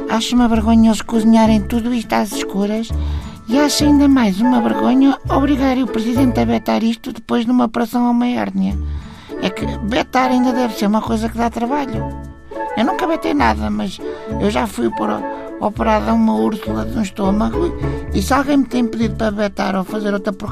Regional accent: Cacém, Lisbon, Portugal; sou do Cacém.

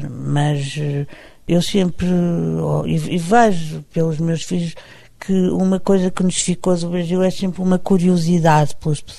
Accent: Portugal; No Rio sou portuguesa. Eu, eu se calhar no Rio sou tão portuguesa quanto aqui as pessoas me acham brasileira.

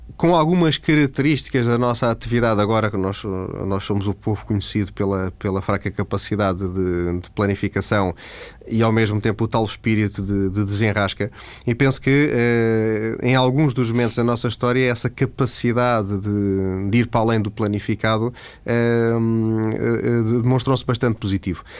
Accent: Terceira, Azores, Portugal; eu sou açoriano, eh, mais concretamente terceirense

